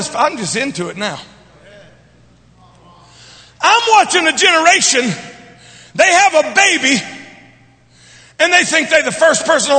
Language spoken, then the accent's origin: English; Louisiana, United States; We it ain't good English, but I'm from Louisiana.